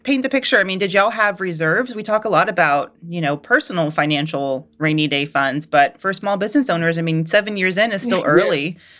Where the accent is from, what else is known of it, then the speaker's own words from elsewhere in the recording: Atlanta, Georgia, United States; y'all know I'm from Atlanta